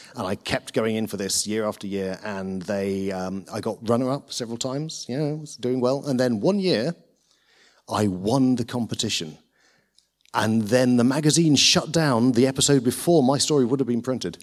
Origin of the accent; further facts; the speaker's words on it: Lincolnshire, East Midlands, United Kingdom; moved away; I grew up in Lincolnshire